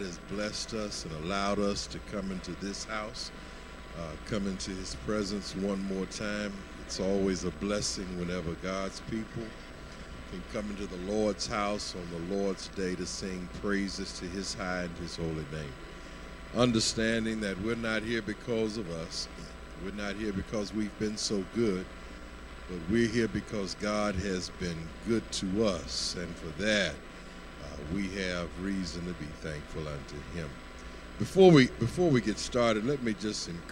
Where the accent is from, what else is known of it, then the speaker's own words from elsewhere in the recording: Lubbock, Texas, United States; moved away; I was born in Lubbock